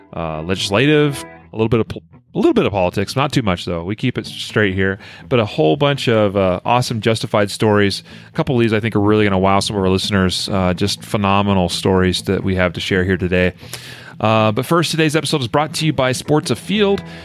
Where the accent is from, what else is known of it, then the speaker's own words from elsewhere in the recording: United States; also born or lived in Wyoming; growing up in Idaho and Wyoming